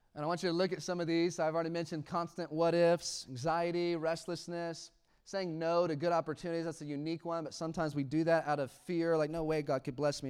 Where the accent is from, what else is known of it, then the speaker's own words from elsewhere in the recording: United States; I am an American.